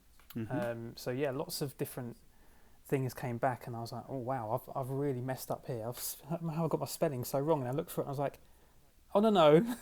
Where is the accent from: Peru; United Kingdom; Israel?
United Kingdom; London; I'm from London in the UK.